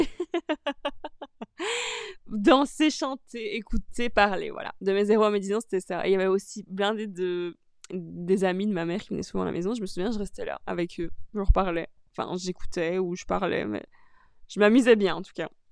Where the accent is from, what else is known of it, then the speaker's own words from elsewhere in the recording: Charleroi, Wallonia, Belgium; now in Brussels, Belgium; Je suis née à Charleroi.